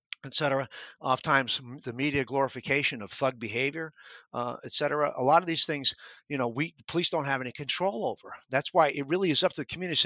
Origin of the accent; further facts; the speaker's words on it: New York, United States; moved away as an adult; When I was a kid growing up in New York